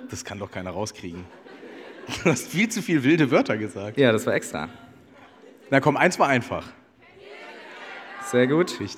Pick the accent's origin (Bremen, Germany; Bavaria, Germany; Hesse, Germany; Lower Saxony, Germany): Hesse, Germany; Kassel; Bisschen Kassel auch, meine Heimatstadt auch dabei.